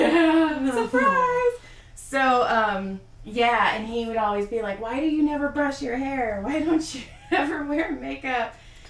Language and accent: English; Madera, California, United States; moved away as an adult; also born or lived in Texas / San Diego; No, I grew up in Madera, Fresno.